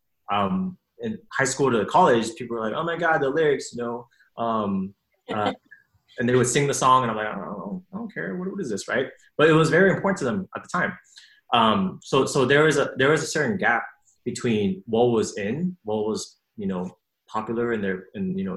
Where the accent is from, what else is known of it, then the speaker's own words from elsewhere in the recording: West Coast, United States; I was born in the West Coast